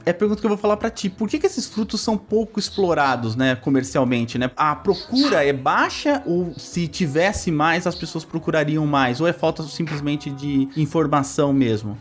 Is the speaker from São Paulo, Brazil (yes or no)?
yes; São Paulo, Brazil; eu sou de São Paulo, né? Crescido em São Paulo, nascido e crescido em São Paulo